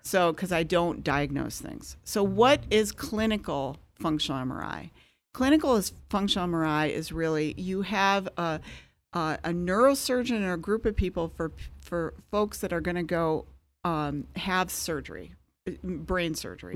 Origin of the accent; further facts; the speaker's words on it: Michigan, United States; moved away as an adult; also born or lived in San Francisco / Chicago; I'm from Michigan